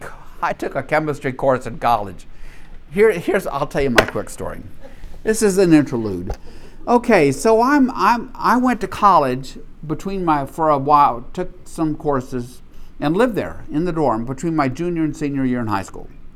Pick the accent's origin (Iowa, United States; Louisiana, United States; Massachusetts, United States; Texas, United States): Louisiana, United States; Minden; I'm from Minden, Louisiana